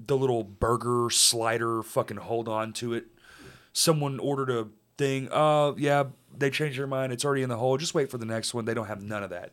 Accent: Texas, United States; I'm from there

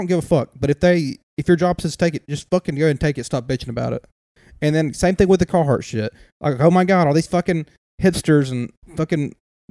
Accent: the South, United States; we're from the South

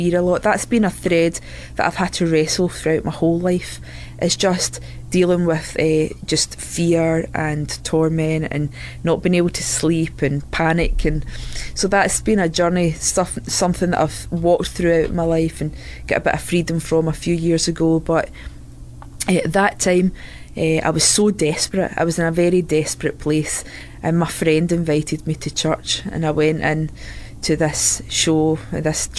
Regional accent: Scotland, United Kingdom; accent: Scottish; moved away as an adult; also born or lived in Southern Ireland; now in Santa Maria, United States; We moved over from Scotland. As you can tell, that's where the accent's from

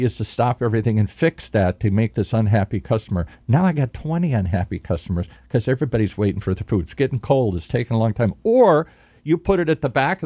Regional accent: Michigan, United States; now in California, United States; I grew up in the Midwest, as I said, in Michigan

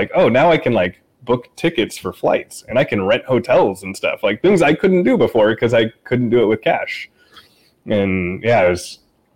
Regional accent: Portland, Pacific Northwest, United States; moved away as an adult; also born or lived in I-5 corridor; I lived in the Northwest for my whole life. I was born in Portland, grew up and down the I-5 corridor

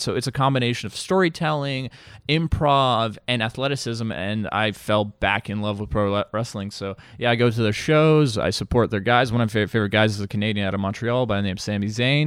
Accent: Bosnia & Herzegovina; moved away; I'm from Eastern Europe, Bosnia, to be, uh, exact.

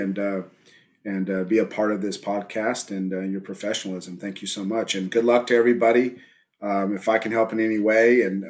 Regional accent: Southern California, United States; also born or lived in El Paso, Texas; now in Texas, United States; I grew up originally in Southern California before I moved to Texas

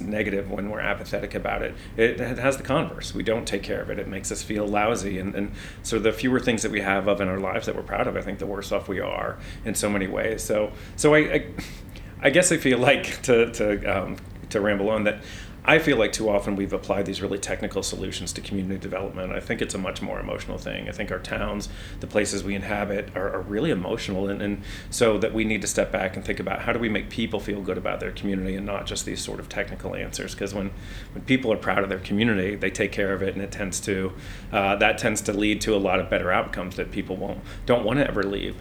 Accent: Lima, Ohio, United States; moved away as an adult; also born or lived in Virginia; now in Mount Lebanon, United States; I grew up in Lima, Ohio, which is about an hour south of Toledo, hour north of Dayton.

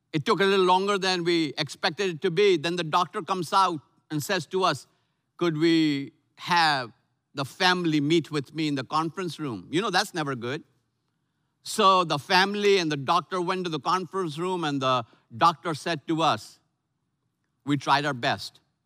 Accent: Lucknow, Uttar Pradesh, India; moved away; my hometown of Lucknow, India, North India

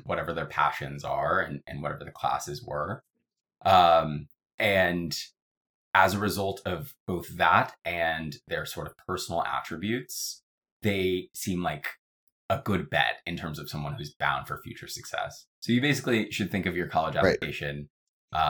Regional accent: Atlanta, Georgia, United States; now in New York, United States; am from Atlanta, Georgia originally. I live in New York today

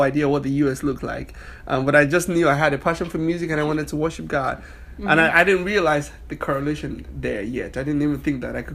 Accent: Nigeria; moved away as an adult; now in United States; I'm from Nigeria, West Africa.

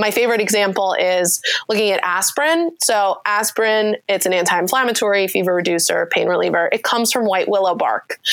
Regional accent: New York, United States; I'm also from New York, so okay. I, I just pronounce everything differently

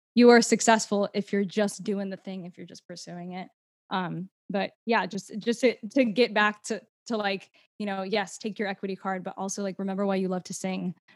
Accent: United States; accent: American; I spoke in my normal American accent

